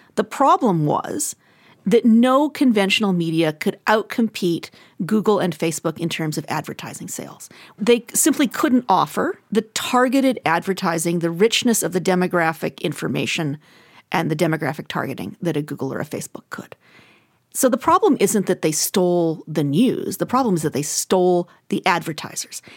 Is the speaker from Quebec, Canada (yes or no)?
no; Alberta, Canada; I'm from Alberta.